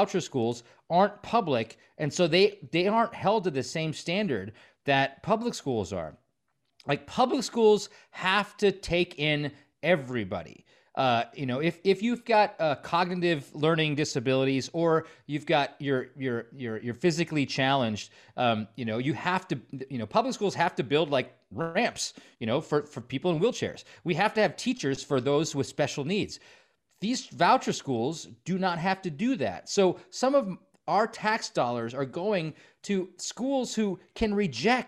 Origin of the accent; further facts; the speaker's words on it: Stevens Point, Wisconsin, United States; I grew up in Stevens Point